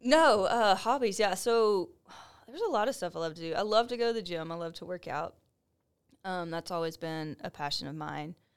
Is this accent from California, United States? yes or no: no; Waco, Texas, United States; moved away as an adult; also born or lived in Huntsville; Waco's my hometown. I was born and raised here